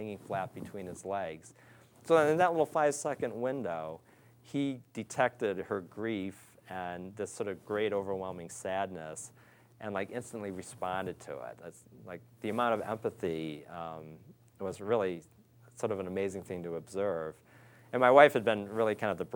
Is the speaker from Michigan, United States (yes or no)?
yes; Pontiac, Michigan, United States; moved away as an adult; also born or lived in Detroit, Michigan / Ohio; I was born in Detroit and grew up just outside Pontiac, Michigan.